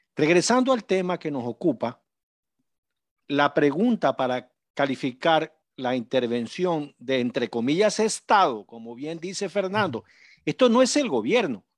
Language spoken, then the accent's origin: Spanish; Manabí, Ecuador; en mi tierra, en Manabí.